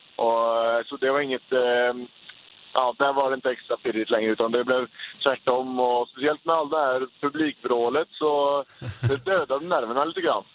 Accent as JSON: {"language": "Swedish", "town": "Uddevalla", "region": "Västra Götaland", "country": "Sweden", "said": "polarna hemma i Uddevalla"}